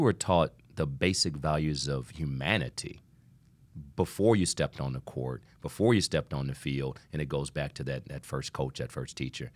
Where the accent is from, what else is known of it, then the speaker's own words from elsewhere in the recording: Toledo, Ohio, United States; I'm from Toledo, Ohio